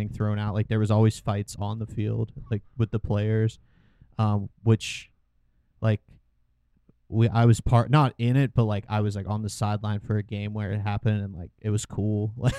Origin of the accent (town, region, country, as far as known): Culpeper, Virginia, United States; born or raised there